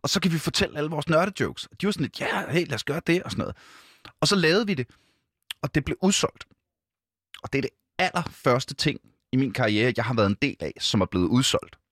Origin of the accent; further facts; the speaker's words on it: Ølstykke, Capital Region of Denmark, Denmark; also born or lived in Gribskov; now in Copenhagen, Denmark; jeg er jo, øh, født i Gribskov. Gribskov? Øh, hvad hedder det? Øh, og så, øh, derefter Ølstykke